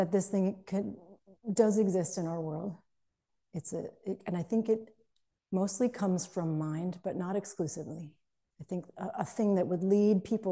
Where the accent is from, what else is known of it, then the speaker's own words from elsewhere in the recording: outside of Boston, Massachusetts, United States; I grew up outside of Boston in Massachusetts